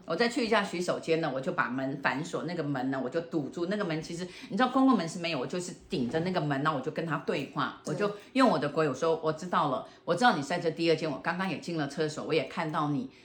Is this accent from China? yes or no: no; Taiwan; accent: Taiwanese Mandarin; 这个马来话我也不会说，哈 广东话我也说不清楚，嗯。那我就讲台湾国语好了